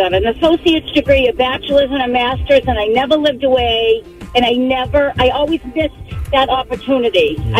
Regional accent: North Reading, Massachusetts, United States; I'm from North Reading.

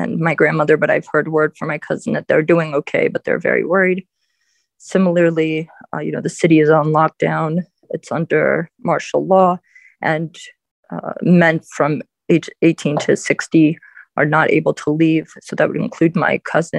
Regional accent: Baltimore, Maryland, United States; also born or lived in Dnipro, Ukraine; I was born in Ukraine, and I was born in 1989, right at the fall of the Soviet Union. And my biological parents came to the United States, and then I was sent for shortly after that. I've been a Ukrainian-American and lived in Baltimore County and Baltimore City most of my life

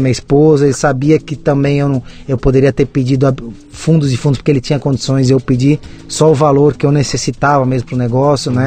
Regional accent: São Paulo, Brazil; moved away as an adult; now in Jundiaí, Brazil; hoje eu moro em Jundiaí, no interior, mas eu sou nascido e criado em São Paulo, na capital, no interior, na Zona Leste, São Sim. Miguel Paulista

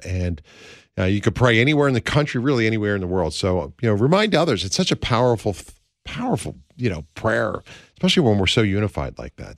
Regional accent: Pennsylvania, United States; moved away; this is my home state, I'm a son of Pennsylvania, I was born and raised in the land of William Penn

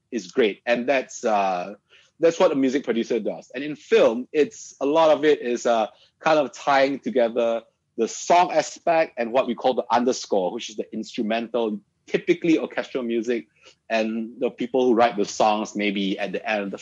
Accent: Malaysia; I obviously do being part Malaysian, right? Like I mean, my wholeheartedly, you know, I am still true and true Malaysian. I still like my mamak sessions

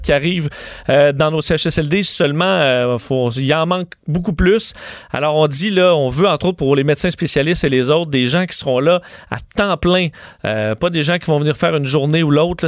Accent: Canada; chez nous au Canada

